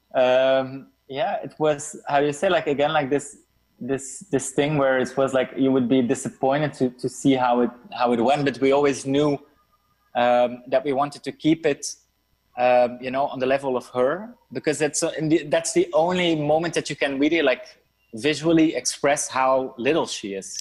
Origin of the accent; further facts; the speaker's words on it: Brussels, Brussels-Capital Region, Belgium; I come from Brussels, Belgium